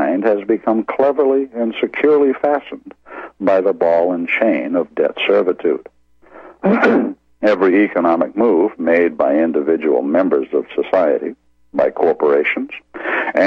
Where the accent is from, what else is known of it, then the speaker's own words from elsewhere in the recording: Maine, United States; my home state of Maine